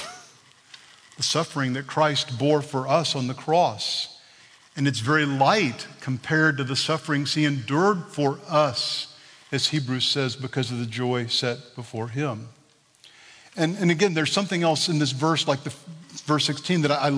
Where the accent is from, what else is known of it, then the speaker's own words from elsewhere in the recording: Texas, United States; I'm from Texas